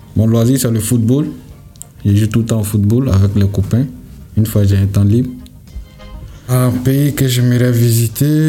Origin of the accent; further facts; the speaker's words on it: Côte d’Ivoire; Je viens de la Côte d'Ivoire